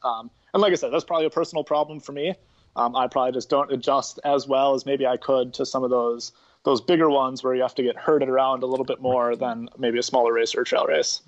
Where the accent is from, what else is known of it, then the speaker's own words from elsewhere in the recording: Milwaukee, Wisconsin, United States; growing up in Milwaukee